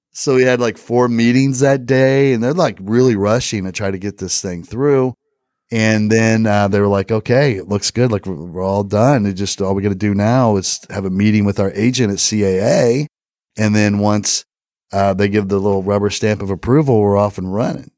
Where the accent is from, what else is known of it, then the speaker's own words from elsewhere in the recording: Indiana, United States; I'm from Indiana. I'm from a small town just outside of Indianapolis.